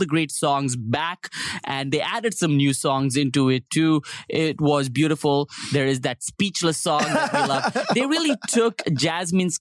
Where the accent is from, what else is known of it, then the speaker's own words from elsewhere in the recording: India; I'm Indian.